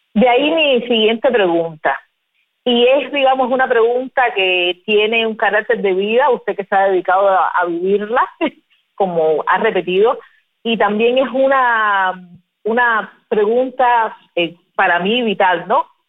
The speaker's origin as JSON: {"language": "Spanish", "country": "Cuba", "said": "nosotros como cubanos"}